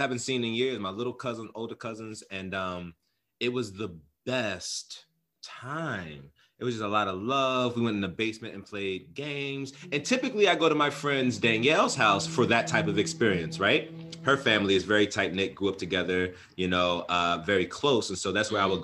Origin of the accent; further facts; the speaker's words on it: Prince George's County, Maryland, United States; moved away as an adult; also born or lived in Baltimore, Maryland / Philadelphia, Pennsylvania; now in California, United States; I was born and raised in Maryland. Born in Baltimore, raised in the DMV area, PG County